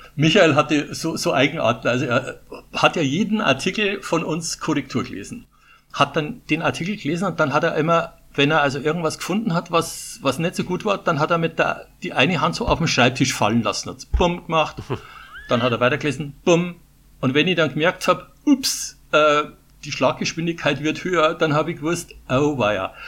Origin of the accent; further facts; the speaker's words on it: Putzbrunn, Bavaria, Germany; accent: Bavarian; moved away; also born or lived in Munich; ich bin in Putzbrunn geboren, oh. der Ort genau neben Ottobrunn, ja, und habe 37 Jahre in, in München gelebt. Also mein Bayerisch, das werde ich wahrscheinlich nie verlieren